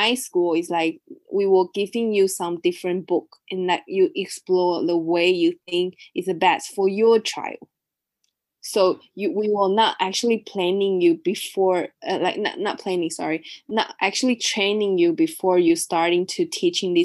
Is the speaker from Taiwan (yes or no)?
yes; Taiwan; also born or lived in Australia; I grew up in Taiwan